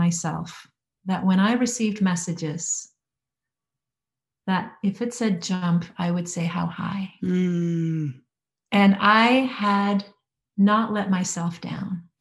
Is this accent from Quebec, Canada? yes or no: no; Alberta, Canada; moved away as an adult; also born or lived in Vancouver Island; let's go back to Alberta, to our hometown